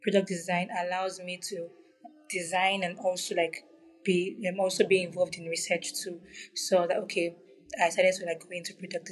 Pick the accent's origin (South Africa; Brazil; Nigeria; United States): Nigeria; I'm from Nigeria.